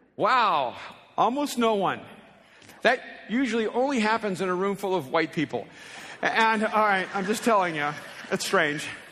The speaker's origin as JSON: {"language": "English", "country": "El Salvador", "first_language": "Spanish", "second_language": "English", "moved": "yes", "lives_now": "United States", "said": "as an immigrant from El Salvador who spoke a language whose main language was Spanish, and I learned English here in the States"}